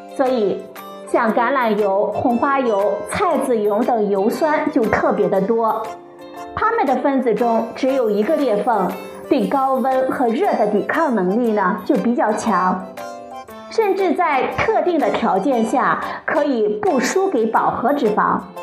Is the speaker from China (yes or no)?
yes; China; 我们中国人厨房里必不可少的一种食材